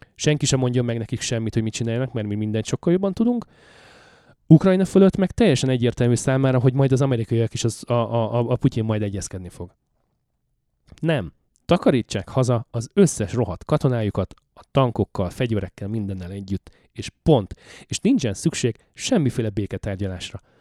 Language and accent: Hungarian; Hungary; now in Canada